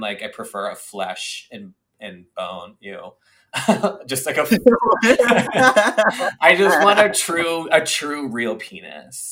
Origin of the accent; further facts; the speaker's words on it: suburbs of Boston, Massachusetts, United States; moved away; I lived in the suburbs of Boston.